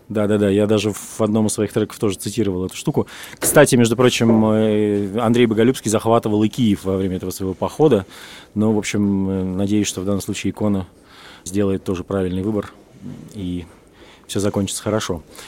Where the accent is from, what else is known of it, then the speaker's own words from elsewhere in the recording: Russia; now in Tbilisi, Georgia; я из России.